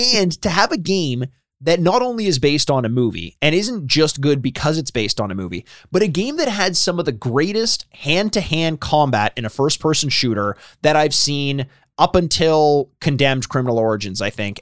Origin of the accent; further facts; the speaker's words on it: Canada; I am Canadian